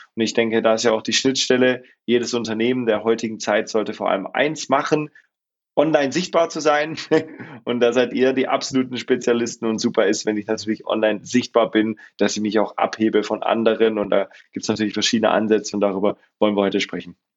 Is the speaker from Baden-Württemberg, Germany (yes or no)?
yes; Swabia, Baden-Württemberg, Germany; ich komme ursprünglich aus dem Schwarmländle, bin geboren äh, südlich von Stuttgart